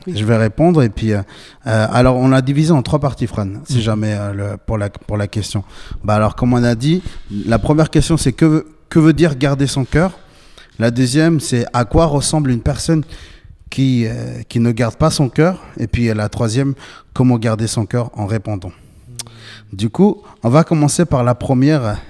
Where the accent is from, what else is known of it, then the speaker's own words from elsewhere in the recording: Bolivia; j'ai 27 ans, je viens de Bolivie